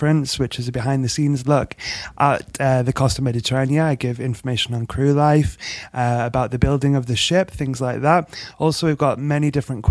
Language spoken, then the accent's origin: English; England, United Kingdom; accent: English; also born or lived in Spain; you can tell by the accent I'm English